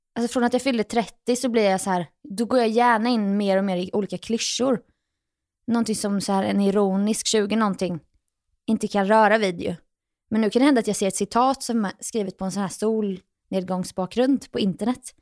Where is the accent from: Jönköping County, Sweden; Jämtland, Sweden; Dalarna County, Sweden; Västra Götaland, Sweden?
Jönköping County, Sweden; Jönköping; moved away as an adult; also born or lived in New York; now in Stockholm, Sweden; mina egna gamla fotspår hemma i Jönköping.